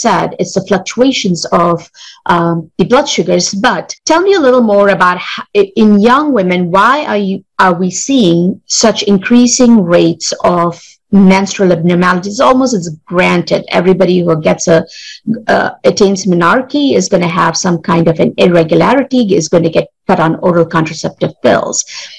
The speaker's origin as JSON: {"language": "English", "country": "India", "second_language": "English", "moved": "yes", "lives_now": "United States", "said": "I came from India"}